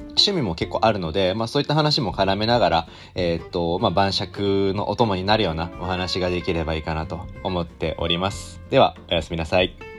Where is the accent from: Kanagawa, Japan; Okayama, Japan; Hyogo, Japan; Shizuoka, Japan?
Shizuoka, Japan; Mishima; moved away as an adult; also born or lived in Tokyo / Fukuoka / Oita / Mie; now in Yokohama, Japan; 出身は静岡の三島市になります